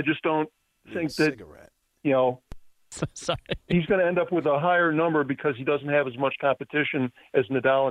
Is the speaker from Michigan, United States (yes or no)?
no; Barrington, Illinois, United States; from Barrington, Illinois.